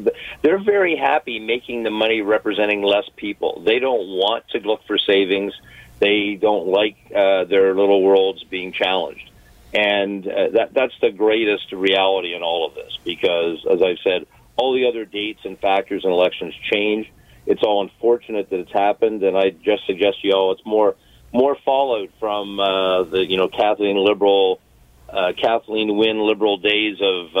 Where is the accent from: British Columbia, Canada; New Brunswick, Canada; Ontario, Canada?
Ontario, Canada; Hamilton; I'm from Hamilton